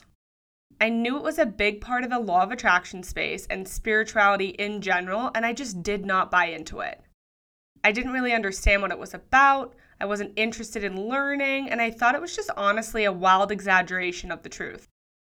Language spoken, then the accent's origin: English; Sydney, New South Wales, Australia; moved away as an adult; also born or lived in Denver, Colorado; I've made the move from Denver, Colorado to my hometown of Sydney, Australia.